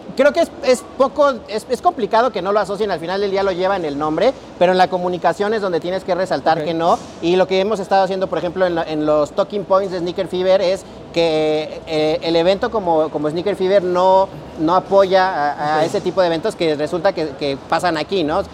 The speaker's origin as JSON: {"language": "Spanish", "country": "Mexico", "said": "soy mexicano"}